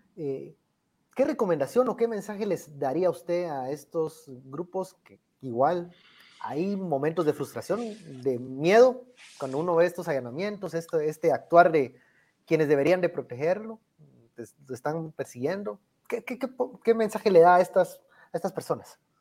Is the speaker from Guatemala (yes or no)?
yes; Guatemala; como decimos aquí en Guatemala